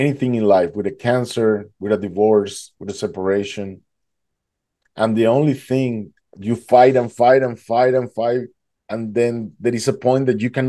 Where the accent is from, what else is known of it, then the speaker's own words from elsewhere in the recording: Duluth, Georgia, United States; I'm from Atlanta, Georgia